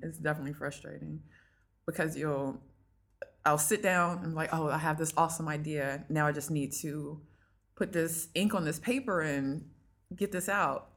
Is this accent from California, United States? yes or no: no; North Augusta, South Carolina, United States; moved away; I am originally from North Augusta, South Carolina